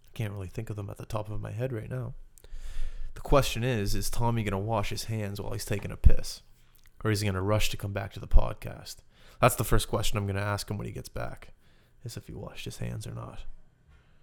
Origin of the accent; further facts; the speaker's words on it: Halifax, Nova Scotia, Canada; I grew up in Halifax, Nova Scotia